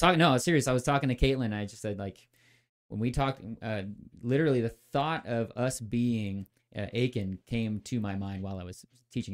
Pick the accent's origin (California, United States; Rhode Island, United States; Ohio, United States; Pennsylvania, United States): California, United States; moved away as an adult; also born or lived in Midwest / Texas; grew up in California